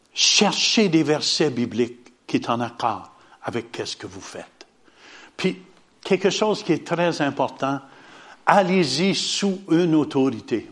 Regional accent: Hawkesbury, Ontario, Canada; also born or lived in Ottawa; un petit gars d'Ottawa, né à Ottawa, mais j'ai grandi à Hawkesbury

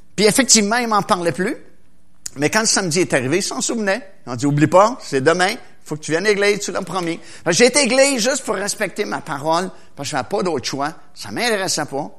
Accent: Trois-Rivières, Quebec, Canada; à mon école, à Trois-Rivières, parce que moi je viens de Trois-Rivières

